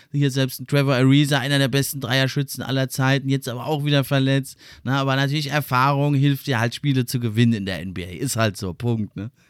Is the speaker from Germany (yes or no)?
yes; Germany; wir als Deutsche